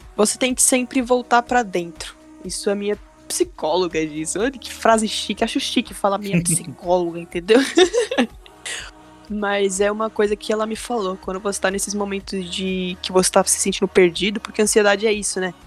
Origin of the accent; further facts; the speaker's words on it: São Bernardo do Campo, São Paulo, Brazil; eu sou de São Bernardo, grande ah. ABC em São Paulo.